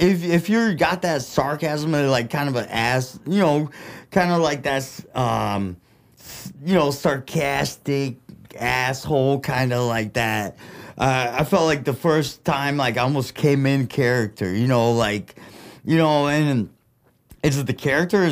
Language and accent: English; Flint, Michigan, United States; accent: Midwest; first language Russian; English is a second language; also born or lived in Russia; being an immigrant, growing up in Flint